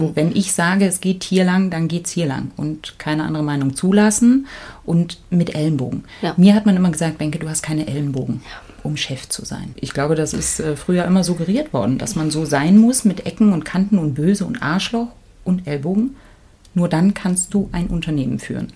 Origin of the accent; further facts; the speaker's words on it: East Germany, Germany; ich bin ja in der DDR geboren